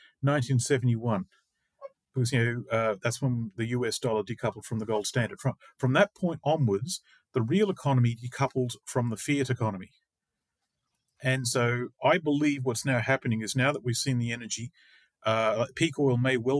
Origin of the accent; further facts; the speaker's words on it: Australia; moved away as an adult; now in Finland; I'm from Australia